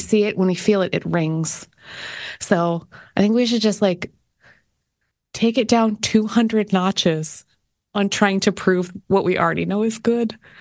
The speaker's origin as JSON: {"language": "English", "country": "Canada", "moved": "yes", "said": "being Canadian"}